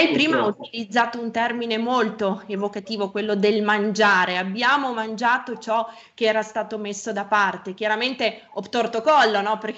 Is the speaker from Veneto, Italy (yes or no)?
no; Piedmont, Italy; io come sa sono piemontese